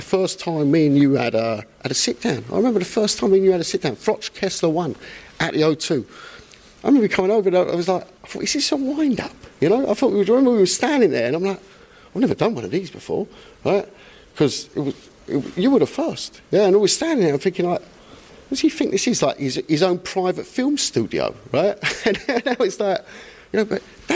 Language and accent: English; London, United Kingdom; I went to school in North London in the 80s